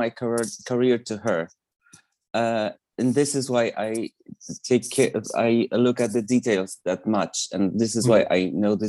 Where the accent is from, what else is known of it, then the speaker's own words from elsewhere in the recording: Poland; English is a second language; when I was a teenager, I was kind of aware of her existence around Spinning Around era, because it was a really popular song here